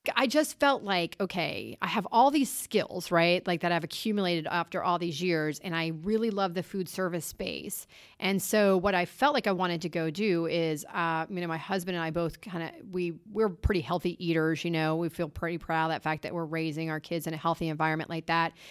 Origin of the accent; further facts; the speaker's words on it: Lewes, Delaware, United States; moved away as an adult; also born or lived in North Carolina; I'm from this little tiny beach town called Lewis, Delaware